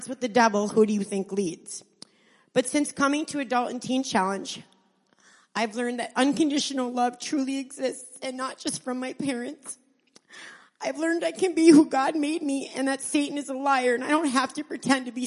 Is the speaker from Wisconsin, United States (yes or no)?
yes; Niagara, Wisconsin, United States; also born or lived in Iron Mountain, Michigan; I'm from Iron Mountain, Michigan. I grew up in Niagara, Wisconsin